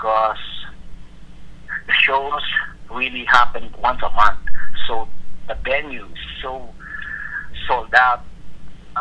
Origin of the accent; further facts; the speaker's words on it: Santa Rosa, Calabarzon, Philippines; It's a good place to grow up.